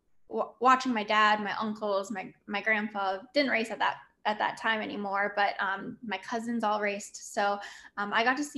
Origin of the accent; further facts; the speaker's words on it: Canada; I really utilize my story as, you know, being a Canadian female and having to work really hard